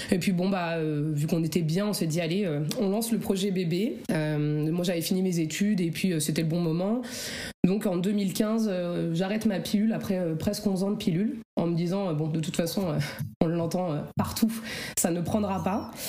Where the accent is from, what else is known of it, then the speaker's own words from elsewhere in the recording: Oise, Picardy, Hauts-de-France, France; Je suis dans l'Oise, euh, dans le Nord, en Picardie.